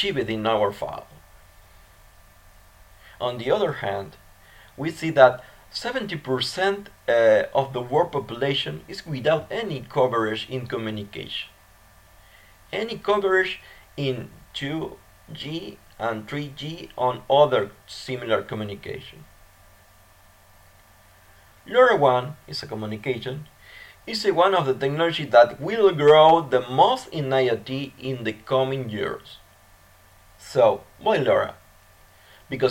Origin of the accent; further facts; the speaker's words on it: Argentina; my country, Argentina